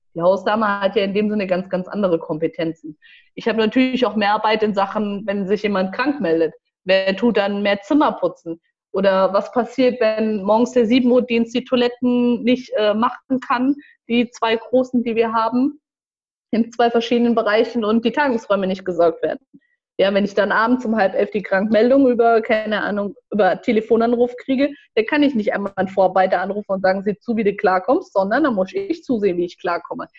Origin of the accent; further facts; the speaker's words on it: Marburg, Hesse, Germany; also born or lived in Frankfurt / Gießen; komme gebürtig aus Marburg